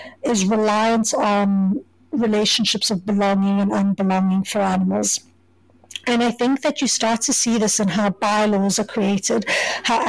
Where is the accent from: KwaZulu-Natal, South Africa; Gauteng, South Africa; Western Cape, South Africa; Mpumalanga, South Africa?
Gauteng, South Africa; Johannesburg; moved away as an adult; now in Kingston, Canada; So I didn't grow up in Cape Town. I grew up in Johannesburg.